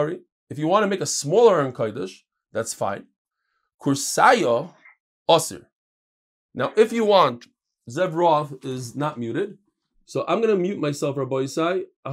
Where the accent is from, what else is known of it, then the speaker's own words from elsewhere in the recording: Borough Park, New York, United States; I'm from Borough Park.